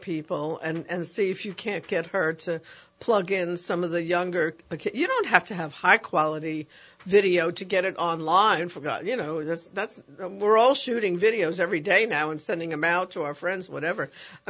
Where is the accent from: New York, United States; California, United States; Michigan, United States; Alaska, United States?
New York, United States; New York City; my junior high school in the Bronx